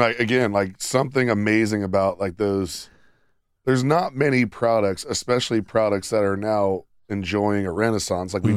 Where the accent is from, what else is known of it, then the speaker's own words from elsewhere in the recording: Sidney, Ohio, United States; my hometown paper whenever which I was, came home. Which was Sydney Daily News in Shelby County.